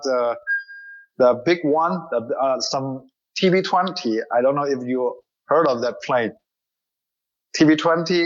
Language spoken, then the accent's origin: English; Nanning, Guangxi, China; English is a second language; I'm original here. I'm living and born here, and now I'm growing up.